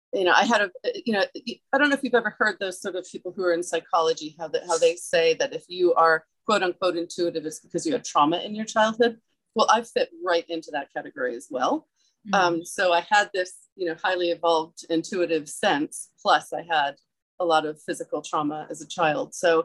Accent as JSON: {"language": "English", "region": "Maryland", "country": "United States", "also_born_or_lived": "New York / England", "said": "Well, I'm from New England, Maryland and New York, but primarily Maryland, but I lived in England for many years."}